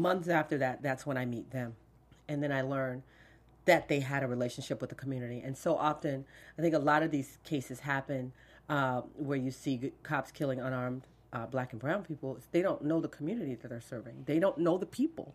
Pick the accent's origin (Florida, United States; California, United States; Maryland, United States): Florida, United States; Fort Lauderdale; growing up in Fort Lauderdale